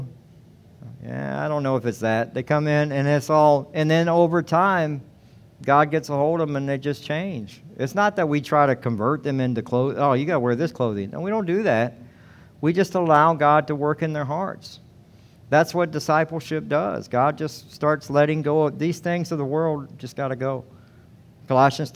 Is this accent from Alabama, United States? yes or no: no; Georgia, United States; now in Devine, United States; I'm from Georgia.